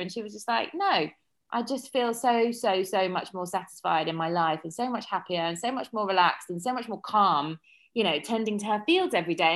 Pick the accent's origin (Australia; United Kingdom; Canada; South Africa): United Kingdom; Surrey, South East England; moved away as an adult; also born or lived in London; now in Ibiza, Spain; I'm from Surrey originally